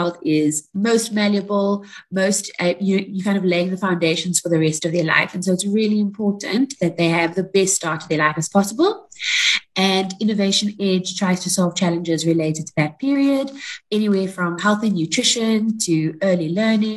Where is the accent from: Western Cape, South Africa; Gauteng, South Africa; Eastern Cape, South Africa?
Western Cape, South Africa; Cape Town; I'm from Cape Town, but I'm in Pretoria right now